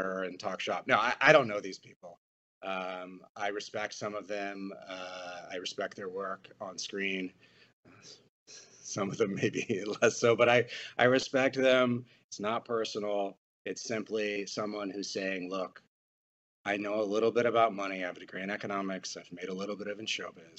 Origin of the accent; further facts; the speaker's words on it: Austin, Texas, United States; my hometown of Austin, Texas